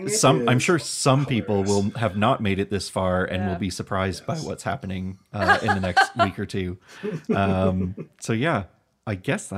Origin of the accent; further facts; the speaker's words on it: Canada; And really, you know, I think solidifying us as we are Canadian.